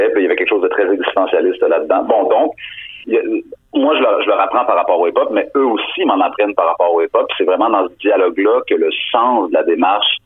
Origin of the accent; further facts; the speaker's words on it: Montreal, Quebec, Canada; moi, je suis montréalais